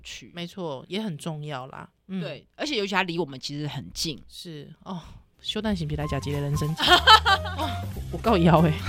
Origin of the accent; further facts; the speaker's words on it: Taiwan; 我们台湾人